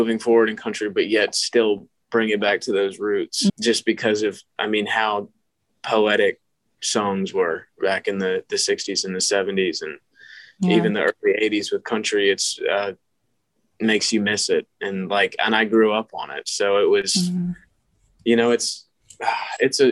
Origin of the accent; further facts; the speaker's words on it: Georgia, United States; I grew up in Georgia